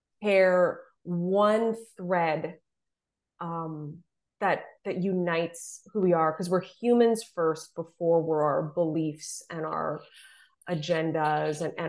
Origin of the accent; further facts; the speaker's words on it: Southern Ontario, Canada; I'm from Southern Ontario